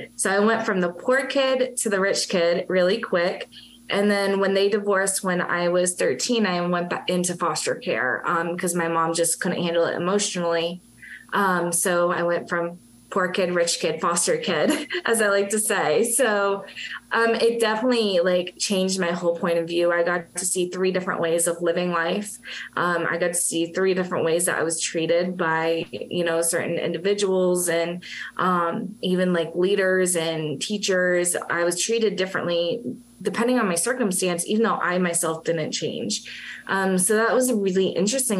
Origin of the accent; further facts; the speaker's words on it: Massachusetts, United States; now in Florida, United States; I'm originally from Massachusetts. I am a masshole